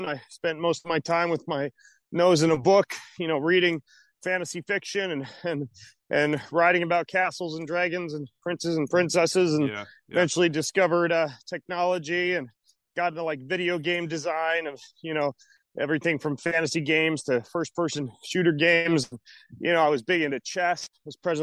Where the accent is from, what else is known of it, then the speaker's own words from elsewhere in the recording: North Idaho, United States; also born or lived in Lewiston, Idaho / Moscow, Idaho; I was born in North Idaho and was born into a Christian family